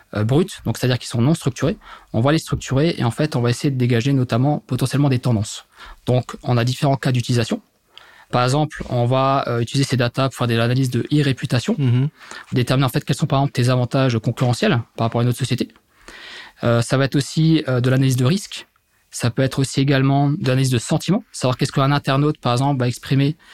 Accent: Mulhouse, Grand Est, France; now in Metz, France; je suis originaire à la base de Mulhouse, en Alsace, dans le Grand Est. Aujourd'hui, je vis du côté de Metz depuis maintenant quasiment 8 ans

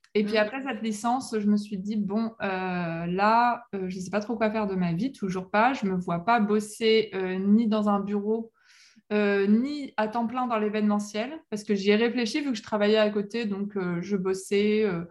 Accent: La Rochelle, Nouvelle-Aquitaine, France; je suis née à La Rochelle au bord, de la mer

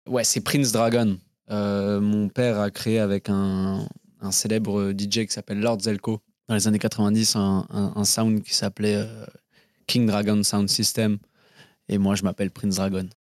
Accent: Paris, Île-de-France, France; moved away as an adult; also born or lived in Bristol / London; Je suis né à Paris, à l'hôpital Robert Debré

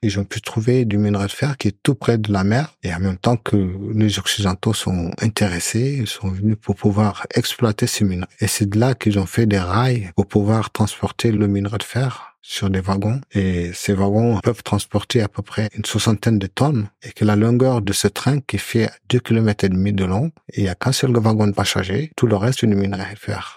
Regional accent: Mauritania; now in France; je suis originaire de la Mauritanie

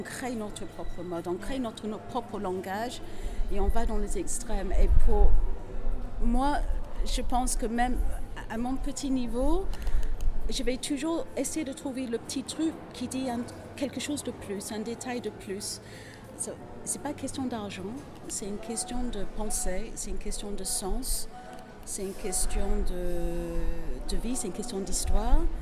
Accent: England, United Kingdom; French is a second language; moved away; je suis anglaise

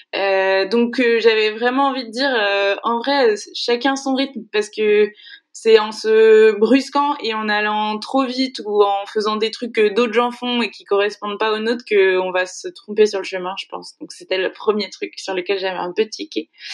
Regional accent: Segré, Pays de la Loire, France; je suis originaire de Segré, une petite ville dans le Maine-et-Loire. Je le dis tout le temps parce que j'estime que c'est là que je suis née

